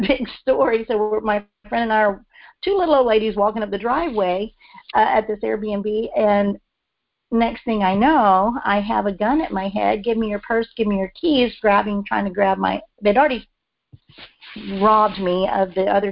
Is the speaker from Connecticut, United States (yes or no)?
no; Texas, United States; now in Memphis, United States; I'm from Texas